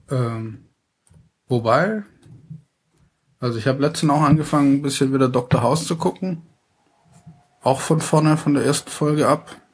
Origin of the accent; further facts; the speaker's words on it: Baden-Württemberg, Germany; ich komme ja aus dem Ländle